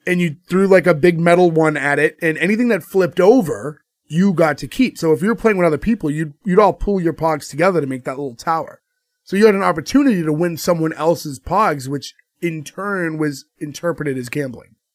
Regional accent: United States; we're American at the end of the day. We were born and raised here.

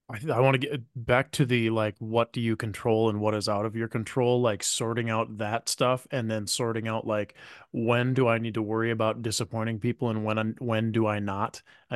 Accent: Midwest, United States; We're from the Midwest, so our hard questions are pretty easy.

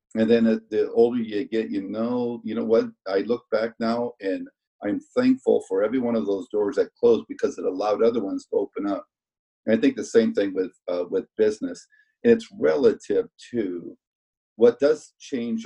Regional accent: Denison, Iowa, United States; now in Kansas City, United States; growing up in Iowa

